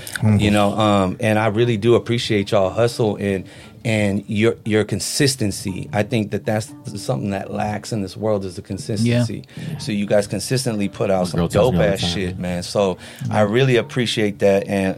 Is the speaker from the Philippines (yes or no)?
yes; Philippines; but I'm a Filipino motherfucker, so we got pasalubongs for the brothers.